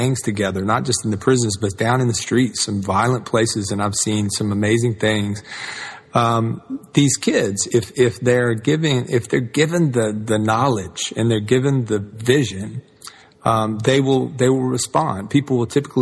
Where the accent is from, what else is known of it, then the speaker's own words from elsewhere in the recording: Atlanta, Georgia, United States; I grew up in the South and in Atlanta and the civil rights movement.